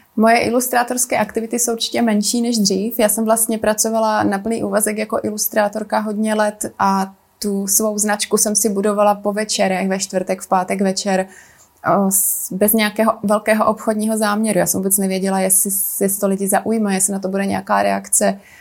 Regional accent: South Moravian Region, Czechia; also born or lived in Italy / Japan; now in Prague, Czechia; Narodila jsem se a vlastně strávila jsem dětství na Jižní Moravě

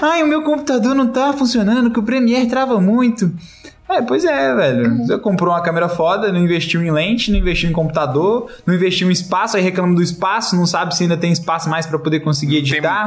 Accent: Brazil; somos brasileiros

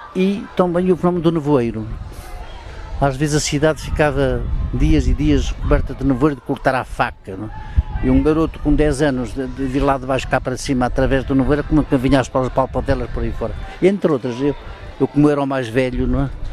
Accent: Portugal; also born or lived in Guarda; São Pedro do Sul, que a minha aldeia, não tinha eletricidade

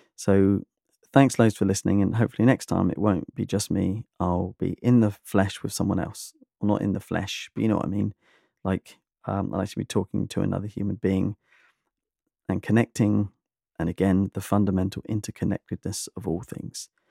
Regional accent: United Kingdom; I'm British

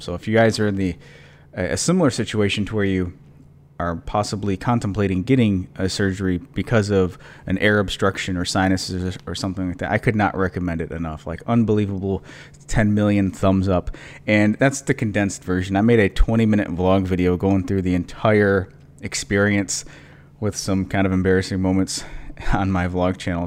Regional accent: Michigan, United States; moved away; I grew up in Michigan

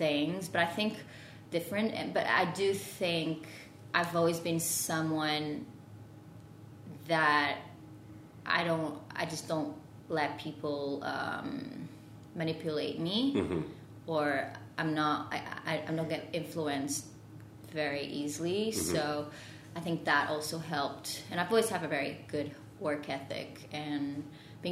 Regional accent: Porto, Norte, Portugal; English is a second language; moved away as an adult; also born or lived in Lisbon, Portugal / London, United Kingdom / Paris, France; I'm from Porto in Portugal

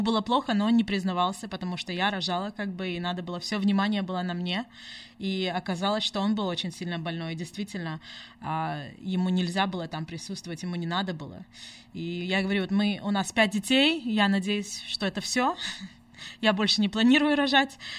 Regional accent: United States; also born or lived in Simferopol, Crimea / Washington state; now in Sacramento, United States; Мы здесь выросли в Америке, мы уже здесь обои 25 лет.

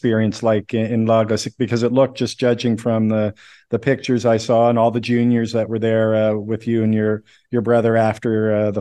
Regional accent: Nova Scotia, Canada; I'm from Nova Scotia, Canada, which is near, it's the East Coast

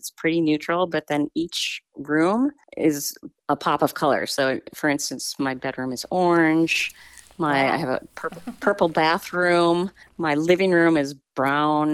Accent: Wisconsin, United States; moved away as an adult; also born or lived in Eugene, Oregon; now in Dundee, United States; I consider myself now an Oregonian, even though I grew up in Wisconsin.

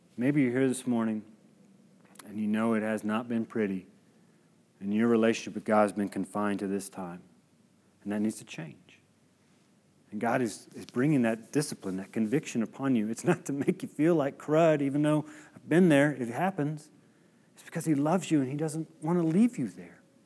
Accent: United States

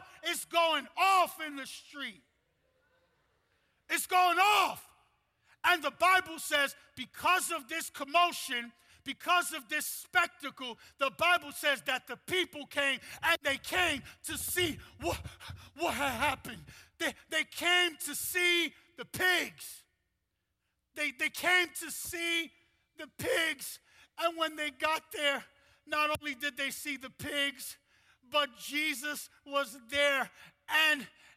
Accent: New York City, New York, United States; I'm half Puerto Rican, half Dominican. I'm from Brooklyn, New York

